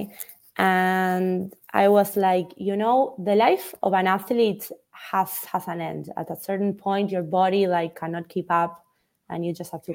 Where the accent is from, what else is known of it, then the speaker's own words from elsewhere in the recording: Buenos Aires, Argentina; I was born in Buenos Aires in Argentina.